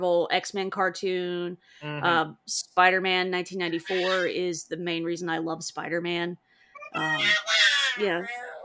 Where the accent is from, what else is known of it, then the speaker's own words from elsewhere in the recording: East Tennessee, United States; I am from a little tiny town in East Tennessee, where it takes about 10 years, 5 to 10 years for culture to hit my tiny town